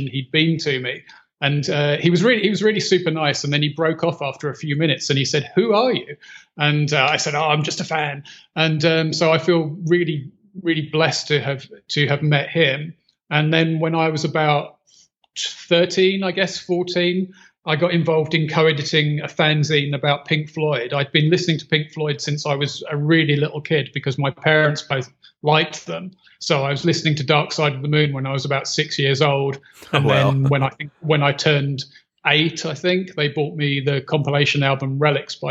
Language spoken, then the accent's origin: English; London, United Kingdom; now in South Africa; I was born and raised in East London, not too far from where the band began, actually. So I lived in Leytonstone